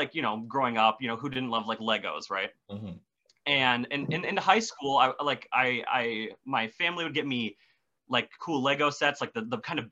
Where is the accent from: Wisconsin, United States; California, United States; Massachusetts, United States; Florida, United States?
Wisconsin, United States; I am from Wisconsin. I live in the middle of the woods